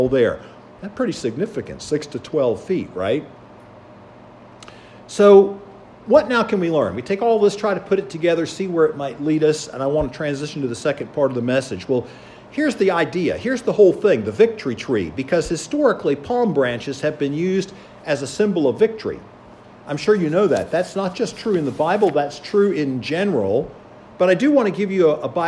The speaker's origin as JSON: {"language": "English", "town": "Charleston", "region": "South Carolina", "country": "United States", "tie": "born or raised there", "also_born_or_lived": "Illinois", "moved": "as an adult", "lives_now": "Pennsylvania, United States", "said": "I grew up in Charleston along the coast"}